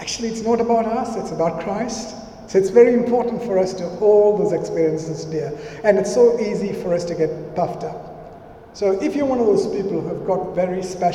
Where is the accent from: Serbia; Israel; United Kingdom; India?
India; moved away; I grew up in India, and for the first 10 years of my life, I lived with my parents